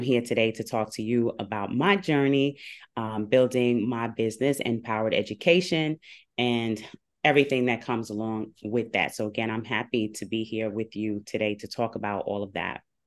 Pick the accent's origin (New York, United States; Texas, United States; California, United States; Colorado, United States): New York, United States; Long Island and Queens; I come to you from New York by way of Long Island and Queens